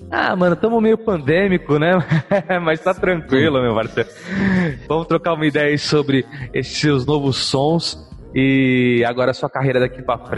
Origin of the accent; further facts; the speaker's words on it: São Vicente, São Paulo, Brazil; also born or lived in Santos; Eu nasci em Santos, mas morei em São Vicente até os 11.